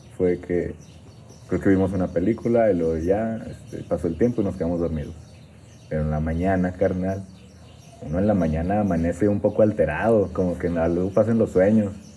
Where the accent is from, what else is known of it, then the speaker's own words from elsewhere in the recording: Torreón, Coahuila, Mexico; yo soy de Torreón